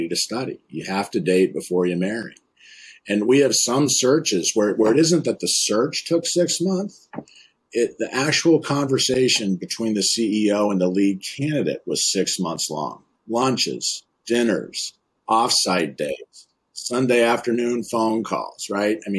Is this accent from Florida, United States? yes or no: no; Concord, Massachusetts, United States; I grew up in Concord, Massachusetts, just outside Boston